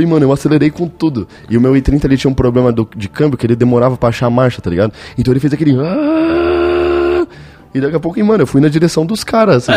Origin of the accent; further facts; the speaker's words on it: São Paulo, Brazil; eu tô em Curitiba, tá ligado? Eu sou paulistano